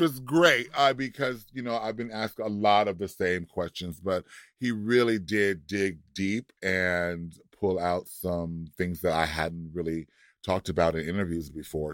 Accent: Compton, California, United States; born or raised there; moved away; also born or lived in Florida

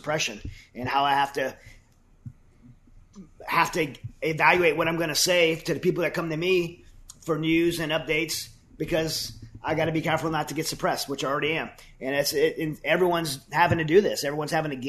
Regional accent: United States; as an American

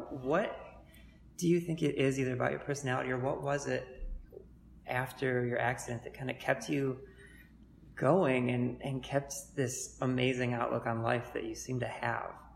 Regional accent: Cleveland, Ohio, United States; I grew up in Cleveland as well. I'm a, I'm a you know native

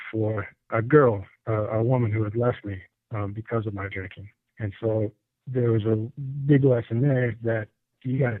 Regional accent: Illinois, United States; moved away as an adult; now in North Carolina, United States; I'm originally from Illinois and moved to the foothills in here in North Carolina. Been here about 6 years or so.

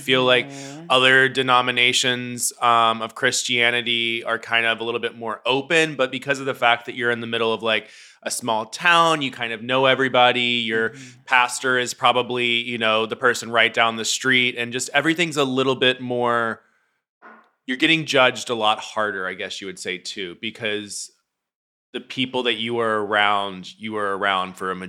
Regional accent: Memphis, Tennessee, United States; now in Los Angeles, United States; Ooh, well, Memphis was I was brought up Southern Baptist, very conservative, very all

